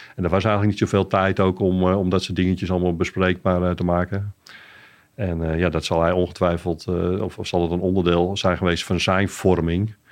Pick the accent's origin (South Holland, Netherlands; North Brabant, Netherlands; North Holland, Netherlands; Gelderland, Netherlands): North Holland, Netherlands; Amsterdam; van origine ben ik een Amsterdammer